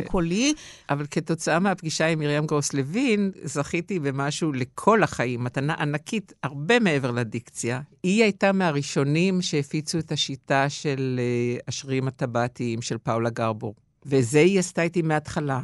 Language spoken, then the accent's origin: Hebrew; Givatayim, Tel Aviv District, Israel; גם זה שאף פעם לא עזבתי את הארץ ולא גרתי במקום אחר, חוץ מאשר לצורך של השתלמות או איזו הפקה אופראית, אבל, השורשים נשארו בגבעתיים